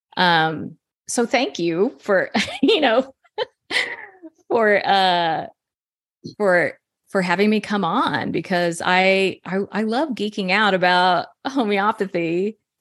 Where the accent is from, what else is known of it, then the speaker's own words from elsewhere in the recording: Texas, United States; I'm from Texas